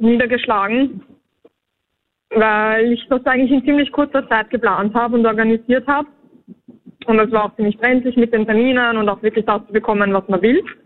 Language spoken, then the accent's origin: German; Vienna, Austria; wir sind aus Wien